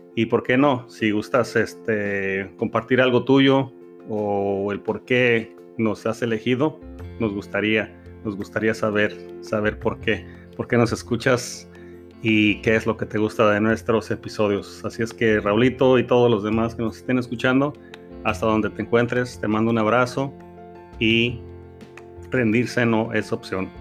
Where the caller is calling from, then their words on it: California, United States; te mandamos muchos saludos desde la bella ciudad de California, en, en Estados Unidos